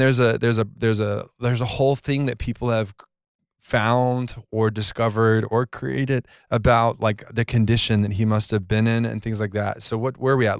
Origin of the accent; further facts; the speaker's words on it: Georgia, United States; I grew up in Georgia